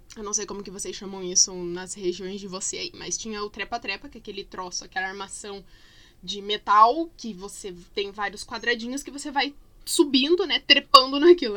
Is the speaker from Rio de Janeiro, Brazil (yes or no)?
no; Curitiba, Paraná, Brazil; quando eu era criança pequena, lá em Barbacena, na verdade aqui em Curitiba mesmo, uh, a gente morava no mesmo terreno que meus avós